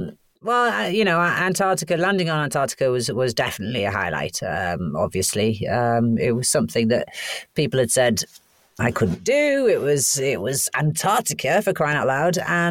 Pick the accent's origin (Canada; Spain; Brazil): Canada; born there; because I was born in Canada, thankfully they couldn't throw me out.